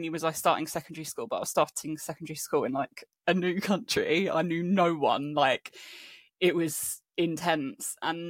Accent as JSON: {"language": "English", "country": "Spain", "tie": "born or raised there", "also_born_or_lived": "England", "moved": "as an adult", "lives_now": "London, United Kingdom", "said": "And then when I was about 9-10 years old, my family moved to Spain. So I grew up in Spain until I was 18, moved back to England, went to uni"}